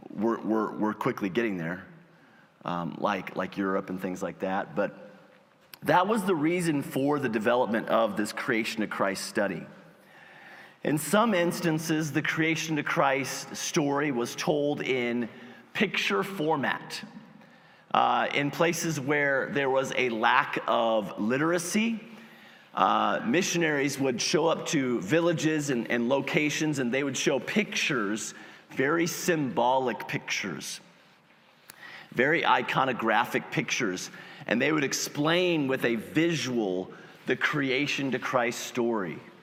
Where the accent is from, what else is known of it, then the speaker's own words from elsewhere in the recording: United States; As Americans